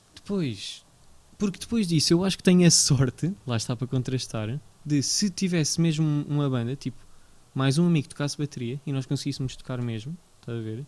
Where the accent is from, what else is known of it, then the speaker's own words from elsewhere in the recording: Portugal; já nasci em Portugal